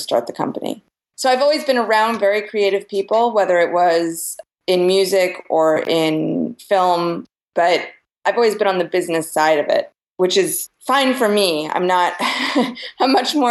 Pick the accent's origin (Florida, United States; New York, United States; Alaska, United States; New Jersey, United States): New York, United States; moved away as an adult; also born or lived in Austin, Texas; I grew up in New York, and I went to the High School of Performing Arts